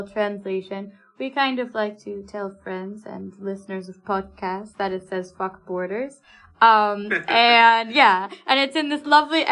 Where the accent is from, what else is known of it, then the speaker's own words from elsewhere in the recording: United States; moved away as an adult; now in United Kingdom; I, as an American citizen